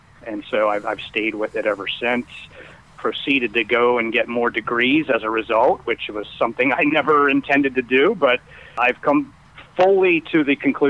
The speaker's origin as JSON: {"language": "English", "region": "Pennsylvania", "country": "United States", "moved": "as an adult", "said": "I'm originally from Pennsylvania"}